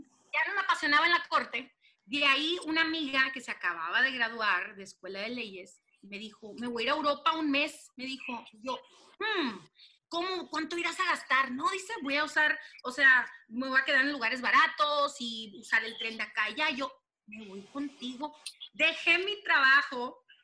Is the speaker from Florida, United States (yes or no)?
no; Los Angeles, California, United States; accent: pocha; also born or lived in Culiacán, Sinaloa; pero crecí, nací aquí en Los Ángeles